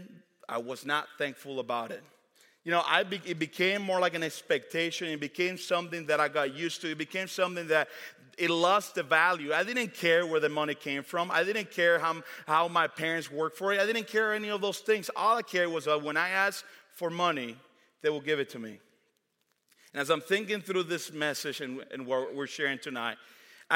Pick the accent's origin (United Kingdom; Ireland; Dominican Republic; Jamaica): Dominican Republic; now in United States; Growing up in the Dominican Republic